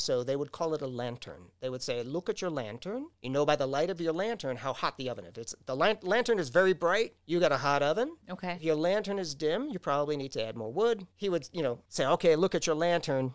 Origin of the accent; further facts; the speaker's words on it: New York, United States; now in Downers Grove, United States; I grew up in New York